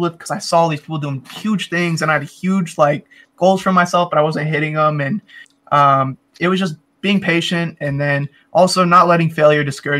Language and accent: English; Federal Way, Washington, United States; I'm from Federal Way, which is like 30 minutes south of Seattle, and I really rep my city hard because I love it here.